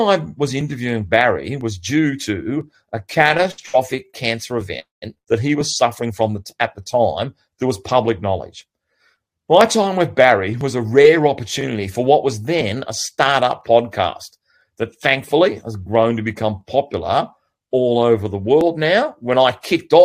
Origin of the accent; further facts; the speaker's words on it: Bega, New South Wales, Australia; my hometown of Bega, New South Wales